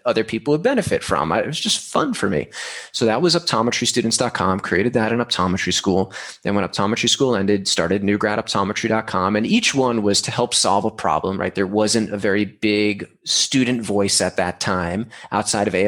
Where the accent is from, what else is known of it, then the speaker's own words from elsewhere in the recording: New York, United States; moved away as an adult; now in San Diego, United States; I'm from New York, moved to San Diego when I graduated SUNY in 2013